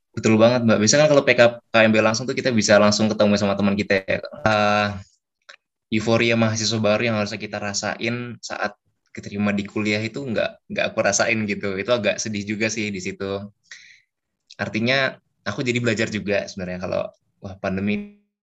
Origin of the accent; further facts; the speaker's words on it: Bekasi, West Java, Indonesia; asal aku dari kota Bekasi Jawa Barat